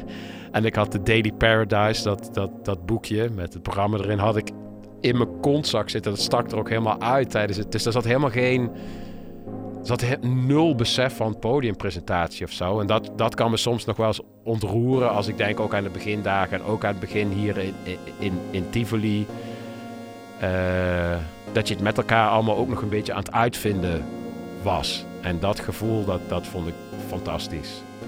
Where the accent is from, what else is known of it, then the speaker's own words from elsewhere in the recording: Nijmegen, Gelderland, Netherlands; ik kom uit Nijmegen, daar ben ik ook begonnen met, eh, met draaien.